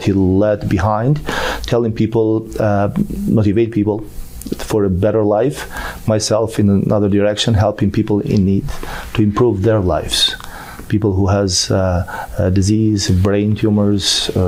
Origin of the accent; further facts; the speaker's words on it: Albania; moved away as an adult; also born or lived in Paris / New York; now in United States; I'm from Albania. I did my medical school in Albania